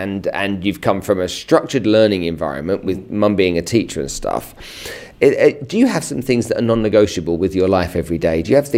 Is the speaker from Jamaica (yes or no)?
no; Nigeria; moved away; I grew up in Africa and in Nigeria